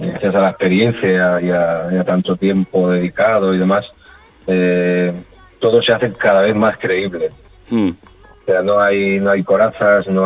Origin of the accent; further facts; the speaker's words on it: Sabadell, Catalonia, Spain; Pues todo empezó con otros grupos que empezaban de, en el mismo barrio donde nosotros crecimos ahí en los Termes. Sí. Todos mm. los alrededores, que, no deja de ser Sabadell.